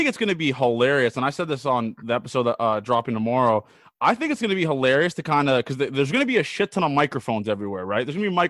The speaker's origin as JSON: {"language": "English", "country": "Canada", "said": "Shout out to me again also for being Canadian."}